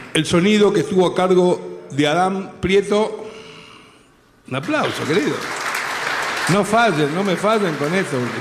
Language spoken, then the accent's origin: Spanish; Argentina; en mi país, en mi tierra, en Argentina